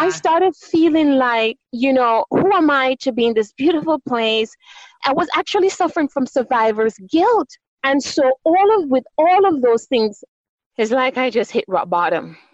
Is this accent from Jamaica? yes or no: yes; Jamaica; moved away as an adult; also born or lived in New York City, United States / New Jersey, United States; now in California, United States; I was born on the beautiful island of Jamaica, the West Indies. And so, I definitely, you can hear my accent, I have been fortunate enough to be able to retain my beautiful accent